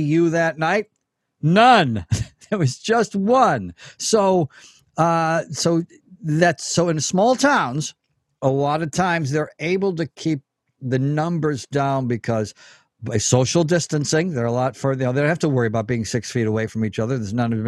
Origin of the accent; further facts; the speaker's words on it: Elmira, New York, United States; my hometown, Elmira, New York, population approximately 32,000